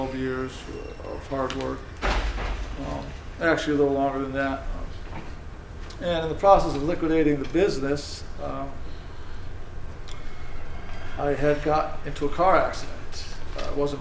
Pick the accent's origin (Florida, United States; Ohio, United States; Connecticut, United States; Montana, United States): Connecticut, United States; South Windsor; I grew up in South Windsor, the youngest of four, and had a fairly normal childhood